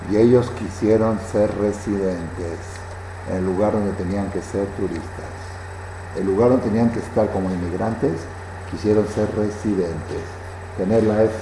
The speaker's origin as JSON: {"language": "Spanish", "country": "Mexico", "tie": "born there", "said": "Yo soy judía por accidente nacida en México."}